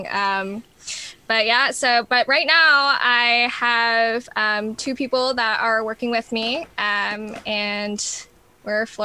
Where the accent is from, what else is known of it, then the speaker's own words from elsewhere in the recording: New York, United States; also born or lived in New Orleans / Texas / Arizona / New Mexico; Well, I've lived in New Orleans, Texas. I'm originally from New York. Um, where else have I lived? Um, Arizona, New Mexico.